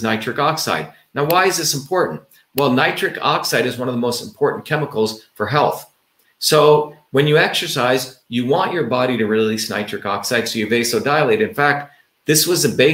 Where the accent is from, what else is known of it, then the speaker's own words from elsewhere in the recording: India; moved away; growing up in the Indian village